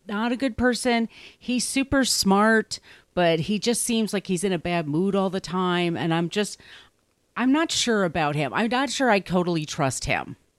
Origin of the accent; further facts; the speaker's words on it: Long Island, New York, United States; also born or lived in Park Slope, Brooklyn; now in Brooklyn, United States; I grew up in Long Island, and everybody I knew was either Jewish or Catholic